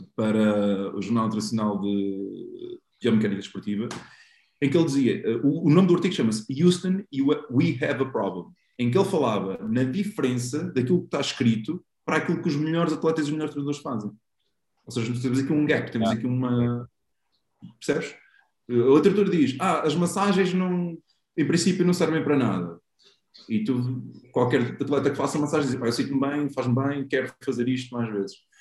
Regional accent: Aveiro, Centro, Portugal; joguei no Beira-Mar também, sou da Aveiro.

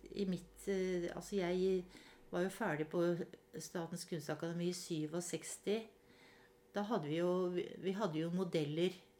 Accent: Hakadal, Akershus, Norway; den store gården hvor jeg vokste opp her i Hakadal

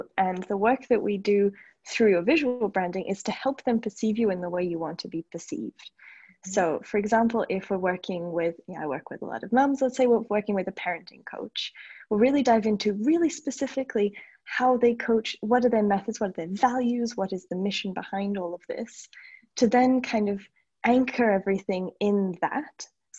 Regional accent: Australia; also born or lived in United States; now in Paris, France; And I am in Paris, France. I'm actually Australian originally. I've lived in the States for 10 years. My dad's British, so my accent is all over the place, but this is home now.

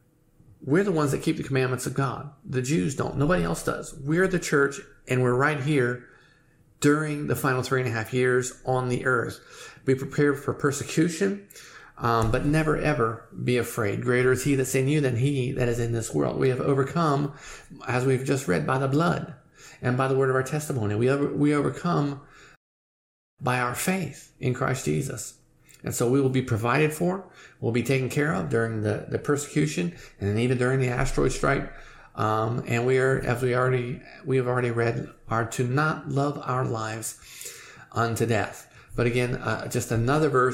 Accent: United States; I'm an American

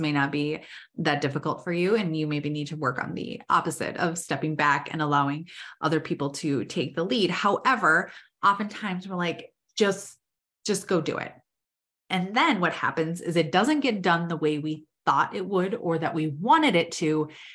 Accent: Minnesota, United States; I'm from Minnesota

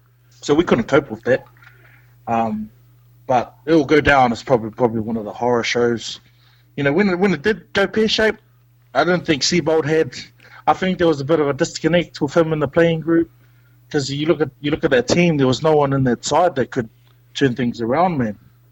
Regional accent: Gold Coast, Queensland, Australia; I'm actually from the Gold Coast.

